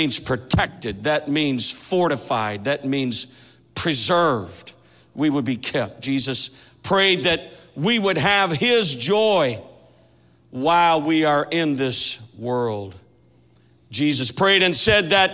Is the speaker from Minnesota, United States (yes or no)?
yes; Minnesota, United States; now in Kansas City, United States; I grew up in Minnesota